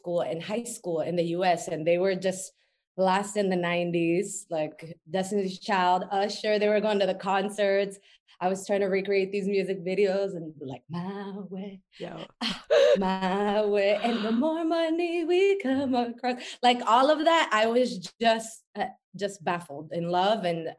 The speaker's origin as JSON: {"language": "English", "town": "Lerdo", "region": "Durango", "country": "Mexico", "tie": "born or raised there", "also_born_or_lived": "New Mexico, United States", "moved": "as an adult", "lives_now": "Los Angeles, United States", "said": "I'm a professional dancer and choreographer based in LA. I was born and raised in Mexico in the state of Durango in a very small city called Lerdo. And I actually lived in New Mexico for a little bit when I was a kid."}